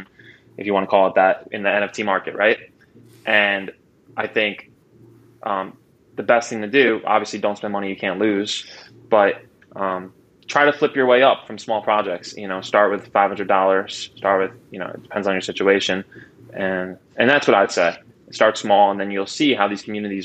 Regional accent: Long Island, New York, United States; I was born on Long Island, New York

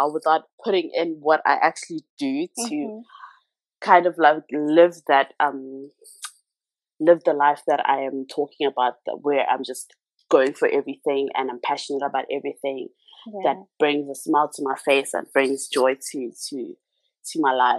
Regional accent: Ladysmith, KwaZulu-Natal, South Africa; moved away; I'm originally from Ladysmith in KZN. Mm-hmm. I was born and bred there.

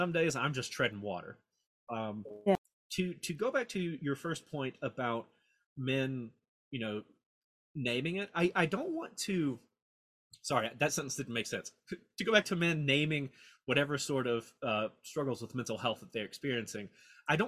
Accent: Mississippi, United States; also born or lived in Memphis, Tennessee; I was born in Memphis, Tennessee. I grew up in Mississippi

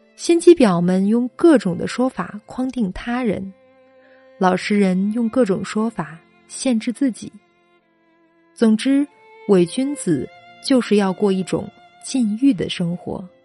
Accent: China; 我们中国人

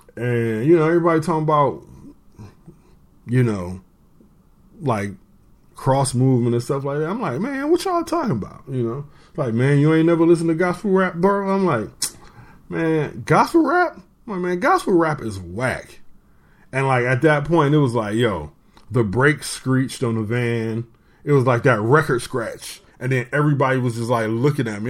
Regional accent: Detroit, Michigan, United States; I am from Detroit

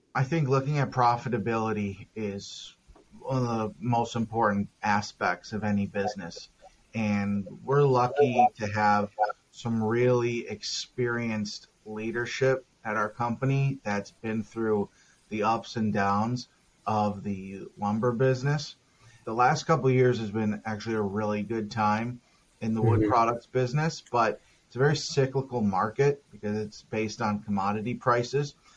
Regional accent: Minnesota, United States; also born or lived in Texas / Denver, Colorado / Los Angeles, California; now in San Diego, United States; I'm from Minnesota, and I've lived in Texas and Denver, Colorado, and California

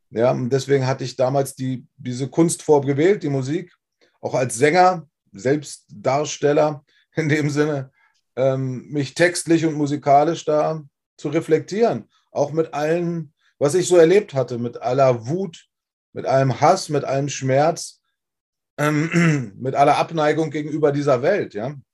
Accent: Wolfsburg, Lower Saxony, Germany; Ähm, ich bin 30 Jahre lang Frontmann dieser Band gewesen und bin aufgewachsen in Wolfsburg. Ja, also die Stadt, die man von Volkswagen her kennt. Ähm, ziemlich industriell geprägt.

